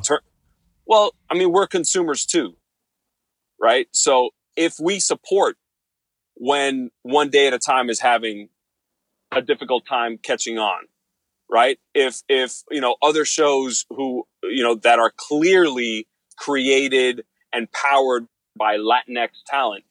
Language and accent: English; Miami, Florida, United States; Miami, Florida, my hometown